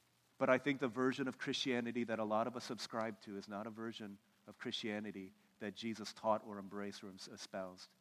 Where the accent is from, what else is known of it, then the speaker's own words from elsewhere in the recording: United States; I'm from America